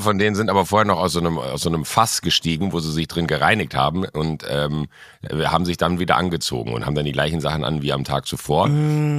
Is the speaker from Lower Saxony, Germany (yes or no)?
no; a small village near Mönchengladbach, North Rhine-Westphalia, Germany; born or raised there; now in Munich, Germany